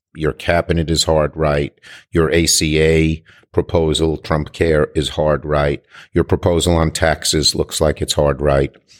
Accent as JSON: {"language": "English", "region": "New York", "country": "United States", "said": "I'm a New Yorker"}